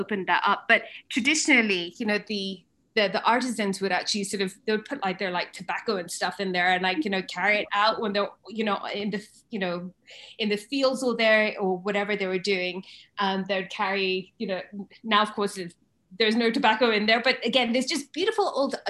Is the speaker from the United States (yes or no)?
no; Kenya; Africa is very, very dear to me, you know, born and brought up in Kenya.